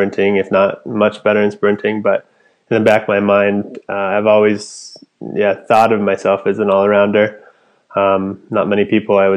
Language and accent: English; Anchorage, Alaska, United States; also born or lived in Fairbanks, Alaska; Where I'm from Alaska, born and raised in Anchorage